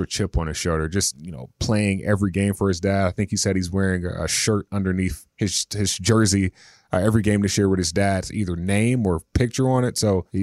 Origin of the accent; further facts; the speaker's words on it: North Carolina, United States; I'm from North Carolina and we call Charlotte the Queen City